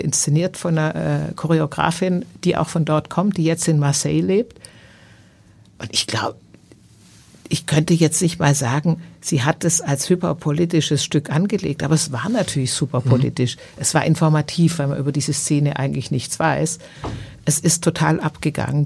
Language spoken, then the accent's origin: German; Stuttgart, Baden-Württemberg, Germany; now in Hamburg, Germany; in diesem Vorort von Stuttgart, wo ich groß geworden bin